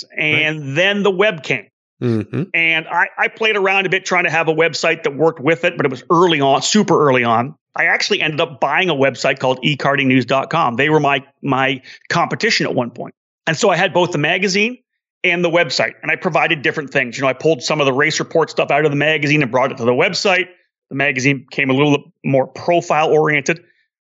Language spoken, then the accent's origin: English; Canada; I'm Canadian